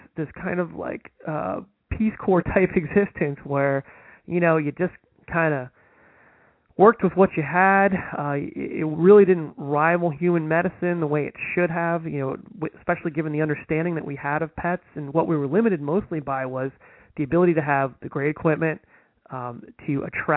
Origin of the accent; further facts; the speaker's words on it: Northeast New Jersey, United States; I'm from Northeast New Jersey